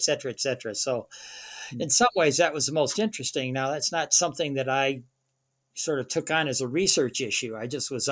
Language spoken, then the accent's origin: English; Michigan, United States; now in Colorado, United States; I grew up in Michigan.